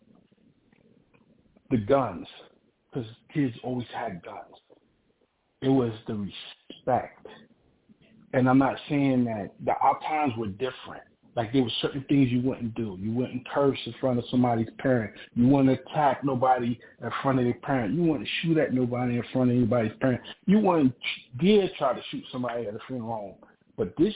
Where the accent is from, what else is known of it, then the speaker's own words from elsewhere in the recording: New York City, New York, United States; I grew up in East New York